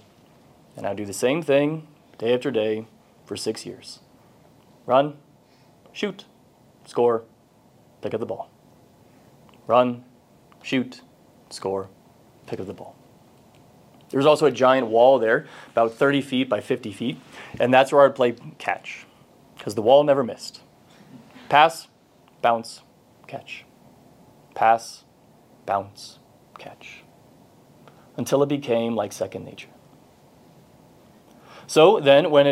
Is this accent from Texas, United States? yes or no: yes; Texas, United States; I grew up in Texas